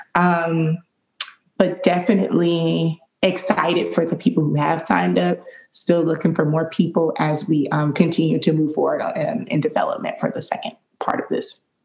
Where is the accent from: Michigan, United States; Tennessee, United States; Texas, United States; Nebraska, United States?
Michigan, United States; Detroit; now in Jacksonville, United States; I grew up in Detroit, Michigan